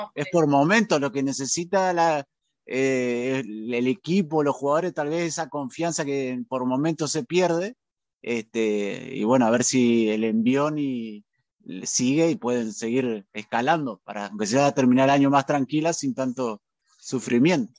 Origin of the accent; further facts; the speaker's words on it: Nogoyá, Entre Ríos, Argentina; yo soy de Nuevo ya Entre Ríos